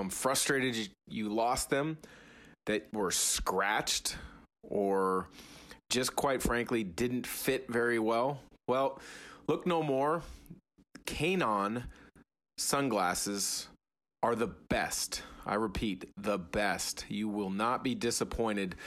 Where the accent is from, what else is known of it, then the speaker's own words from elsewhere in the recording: United States; I grew up in the Portland, Vancouver area